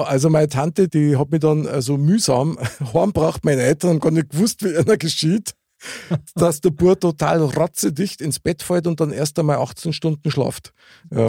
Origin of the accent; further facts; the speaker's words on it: Munich, Bavaria, Germany; ich bin ja in der Nähe von der Wiesen aufgewachsen